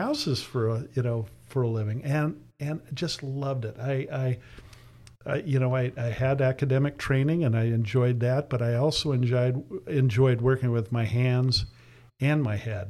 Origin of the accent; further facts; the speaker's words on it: San Diego, California, United States; I grew up here in San Diego. We moved here when I was 10, back when it was fairly country